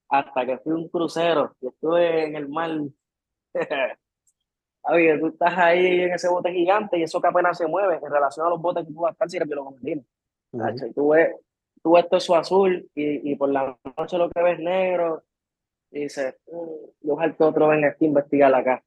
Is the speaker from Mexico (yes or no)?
no; Puerto Rico; soy de Puerto Rico de toda la vida